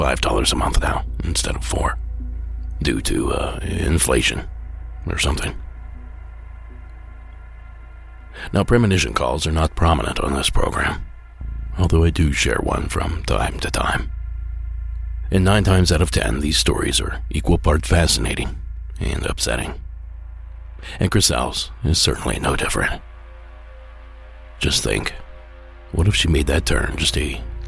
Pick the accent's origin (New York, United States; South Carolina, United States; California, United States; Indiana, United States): California, United States; Coming to us from my home state of California